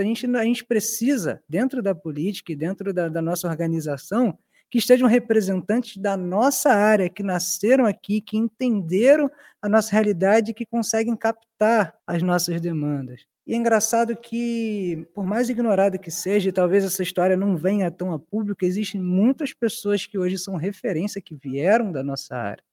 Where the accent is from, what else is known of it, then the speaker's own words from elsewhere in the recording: Rio de Janeiro, Brazil; Eu sou, eu sou nascido e criado na Zona Oeste, no bairro de Senador Camará